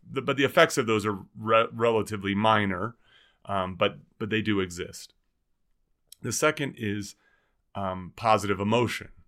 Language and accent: English; New Jersey, United States; now in Boulder, United States; We grew up in New Jersey